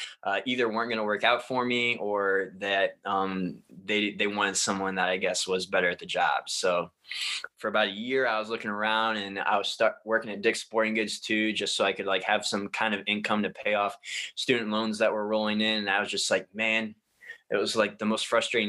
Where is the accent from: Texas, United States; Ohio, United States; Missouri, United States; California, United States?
Ohio, United States; the city that I grew up in Ohio